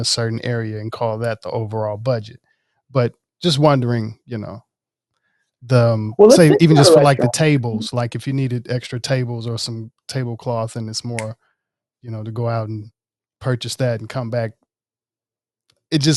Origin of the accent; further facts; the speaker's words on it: Jackson, Mississippi, United States; also born or lived in Oxford, Mississippi; I was born in Oxford, raised in Jackson